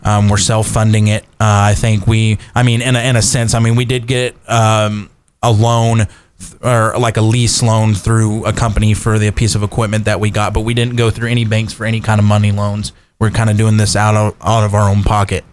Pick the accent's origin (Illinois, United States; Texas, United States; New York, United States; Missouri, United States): Texas, United States; Kerrville; moved away as an adult; also born or lived in Iowa; growing up in Kerrville, born and raised, both of us